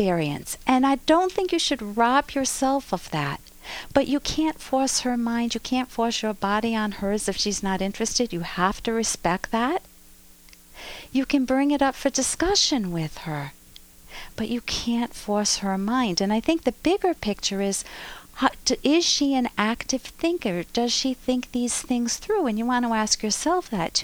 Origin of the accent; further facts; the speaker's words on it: United States; as an American